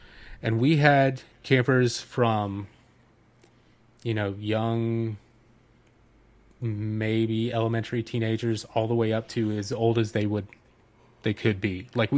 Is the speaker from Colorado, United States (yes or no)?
no; Dahlonega, Georgia, United States; I went to a church camp growing up in Dahlonega, Georgia, like right where the Appalachian Trail just begins at the top of North Georgia.